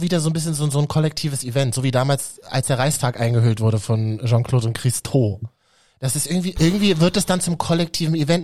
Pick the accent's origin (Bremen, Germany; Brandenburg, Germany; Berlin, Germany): Berlin, Germany; für uns Berliner innen